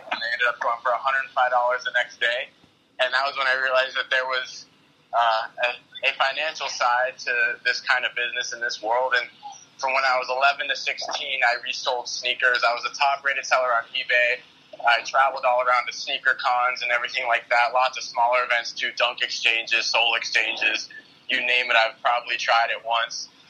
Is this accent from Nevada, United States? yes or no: yes; Las Vegas, Nevada, United States; born and raised in Las Vegas